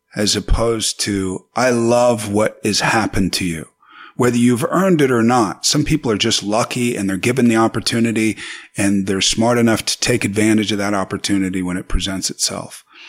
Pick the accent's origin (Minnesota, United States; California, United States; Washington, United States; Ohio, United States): California, United States; Paso Robles; also born or lived in New York / Venice Beach, California; in Paso Robles, you know, where I'm from, I am proud of that. And I have a ranch there still.